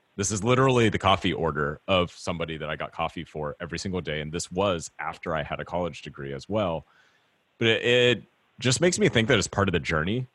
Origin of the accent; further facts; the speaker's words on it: Orange County, California, United States; growing up in Orange County, California, seeing strawberry fields every summer